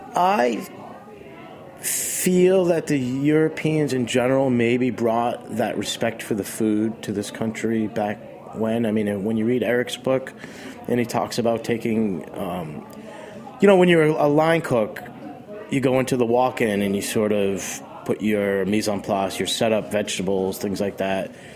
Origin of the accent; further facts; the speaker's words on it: Boston, Massachusetts, United States; also born or lived in Rockport, Massachusetts; now in New York City, United States; I was born in Boston